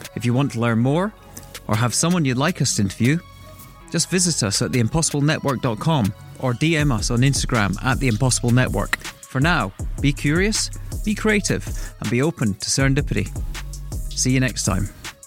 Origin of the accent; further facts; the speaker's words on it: Arbroath, Scotland, United Kingdom; up the road from where I was born in Arbroath.